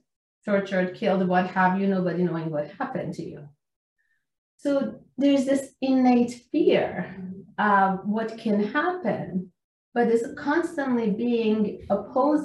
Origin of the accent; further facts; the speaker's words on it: Iran; moved away as an adult; I'm Iranian. I came from Iran when I was 20 years old